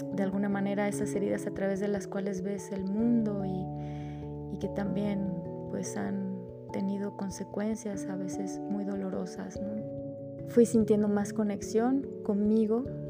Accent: Mexico; soy de México.

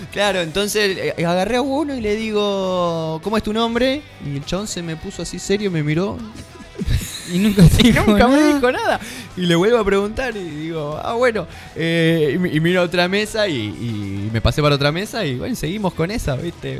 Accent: Buenos Aires, Argentina; now in Tandil, Argentina; soy porteño

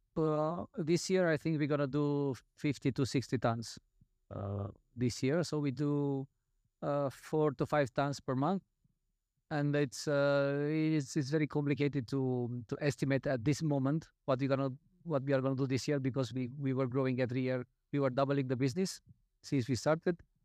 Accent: Romania; I'm coming from Romania

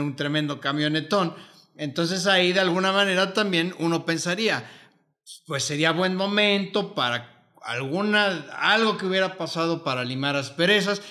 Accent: Mexico; yo soy mexicano

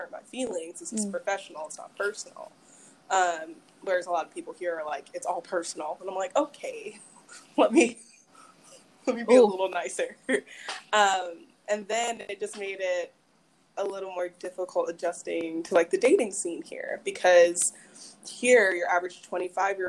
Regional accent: Madison, Mississippi, United States; also born or lived in Maryland / New York; I grew up here. I'm originally from Maryland, moved to Mississippi when I was 10. So middle school, high school, all of that here

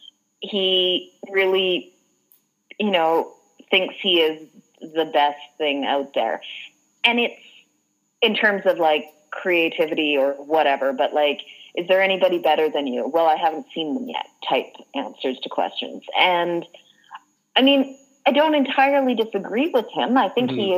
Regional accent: Canada; as a Canadian

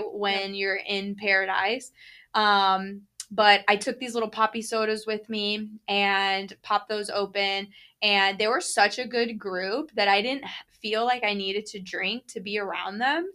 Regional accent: Florida, United States; growing up in Florida

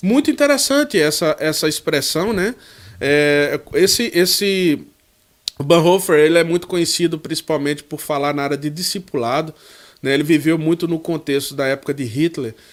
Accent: João Dourado, Bahia, Brazil; moved away; eu guardo muito boas lembranças aí dessa terra que é a minha terra

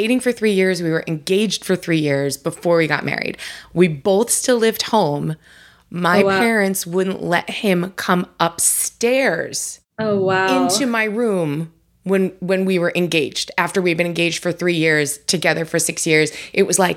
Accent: Long Island, New York, United States; I was born and raised on Long Island

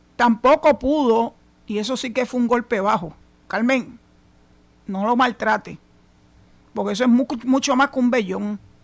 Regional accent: Puerto Rico

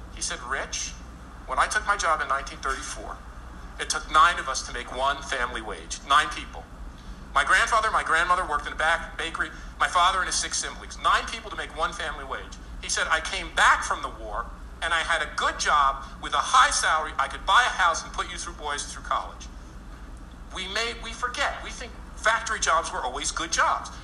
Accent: New Jersey, United States; I grew up totally Sopranos in New Jersey.

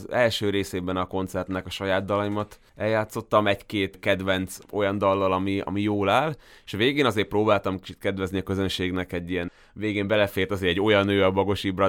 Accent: Veľký Meder, Trnava Region, Slovakia; also born or lived in Komárno; de hogy én már nagymegyerre születtem, engem már oda vittek haza.

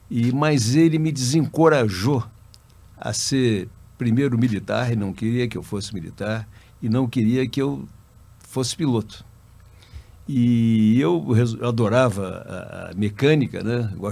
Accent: Rio de Janeiro, Brazil; É, eu sou carioca, a, ah, a minha família é do Espírito Santo, família do meu pai e da minha mãe. E, mas eu nasci no Rio, é, me criei no Rio

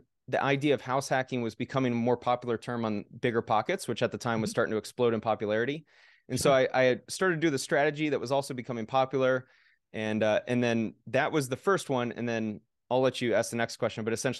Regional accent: Oakland, California, United States; moved away as an adult; now in Las Vegas, United States; Back in 2015, I moved to Las Vegas from Oakland, California.

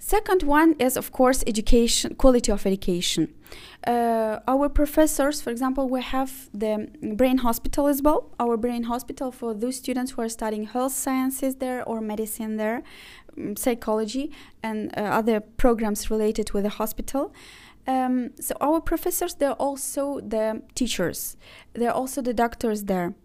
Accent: Ukraine; first language Azerbaijani, Russian, Ukrainian; English is a second language; moved away as an adult; also born or lived in Azerbaijan / Baku, Azerbaijan; now in Istanbul, Turkey; I was from Azerbaijan, but I used to live uh, most of my life in Ukraine.

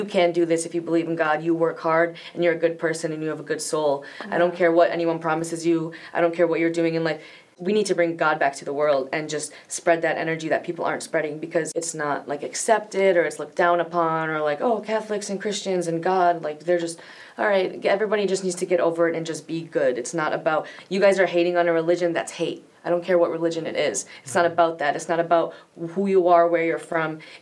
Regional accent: Farmington Hills, Michigan, United States; now in Los Angeles, United States; In my hometown, Farmington Hills, Michigan, I was the only songwriter I think I knew

